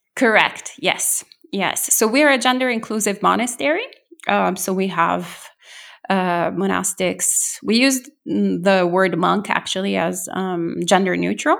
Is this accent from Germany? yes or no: no; Italy; now in New Jersey, United States; I'm originally from Italy, so I was born and bred there.